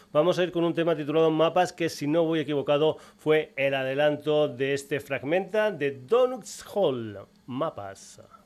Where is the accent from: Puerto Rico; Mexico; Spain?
Spain; Extremadura; mi tierra, de Extremadura